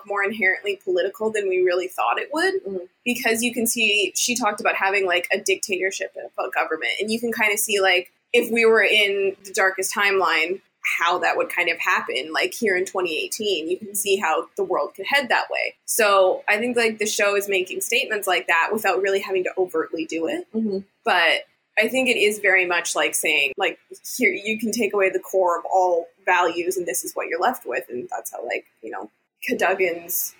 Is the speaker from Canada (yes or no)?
yes; Canada; we're both Canadian